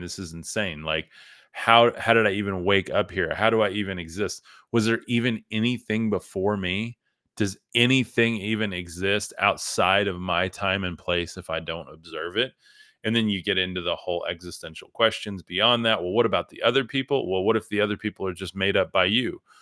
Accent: West Texas, United States; I'm from West Texas

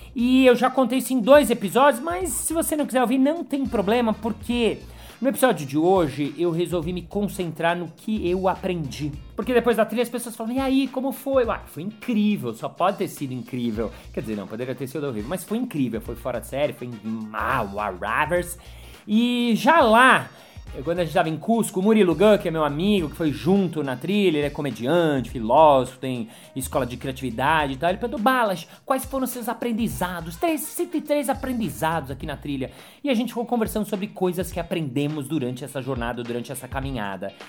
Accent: São Paulo, Brazil; eu nasci em São Paulo, eu nasci em prédio, eu sou mega urbano

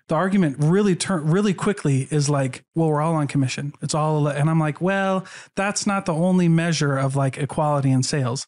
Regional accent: Iowa, United States; moved away; I grew up in Iowa, where I was the only L D S

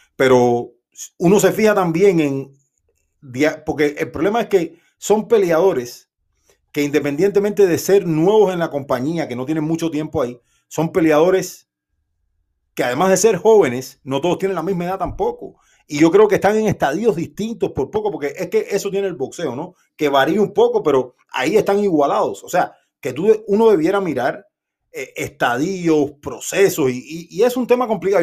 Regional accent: Cuba; yo soy cubano

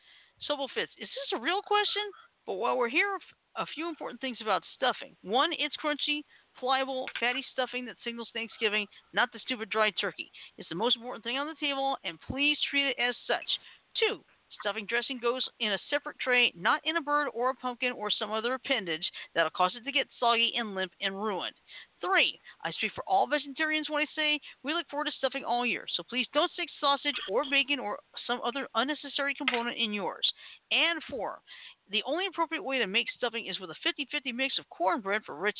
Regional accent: Midwest, United States; But my favorite dish to make is my mom's cheesy potato casserole. Hashtag I'm from the Midwest.

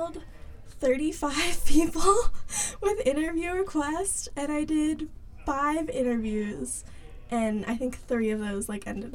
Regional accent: Charlotte, North Carolina, United States; I'm from Charlotte, North Carolina

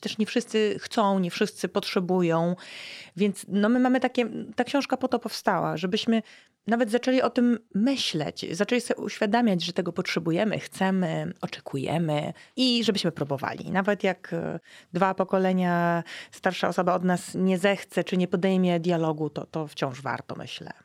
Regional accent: West Pomeranian Voivodeship, Poland; z profesorem Bodnarem pochodzimy z zachodniopomorskiego województwa. Jesteśmy ziomkami

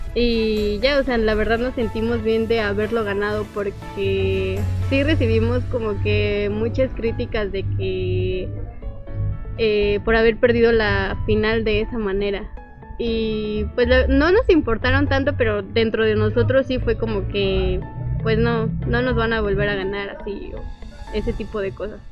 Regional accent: Guanajuato, Mexico; now in Puebla, Mexico; ahorita somos cuatro guanajuatenses que estamos en Puebla

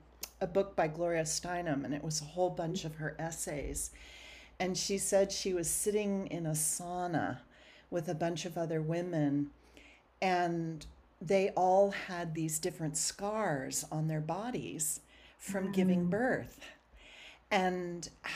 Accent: Southern California, United States; I'm from Southern California

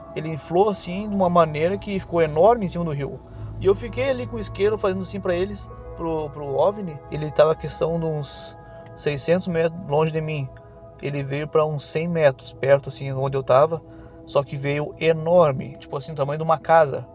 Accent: Uruguaiana, Rio Grande do Sul, Brazil; moved away as an adult; now in Itajaí, Brazil; na minha adolescência, bem dizer, eu, é, eu morava no Rio Grande do Sul, eu sou gaúcho

